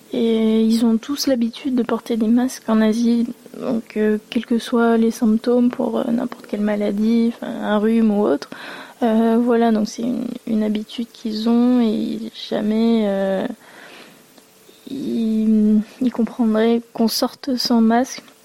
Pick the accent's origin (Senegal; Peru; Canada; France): France; j'ai grandi en France et mes parents sont venus euh, de Taïwan